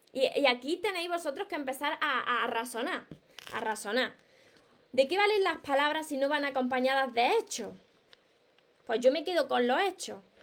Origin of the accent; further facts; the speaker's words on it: Córdoba, Andalusia, Spain; accent: Andalusian; sabéis que yo soy soy andaluza, soy cordobesa, me como la S, me como las palabras